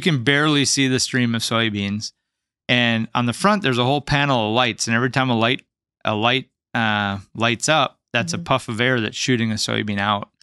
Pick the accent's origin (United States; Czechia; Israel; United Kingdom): United States; North Dakota; also born or lived in Seattle, Washington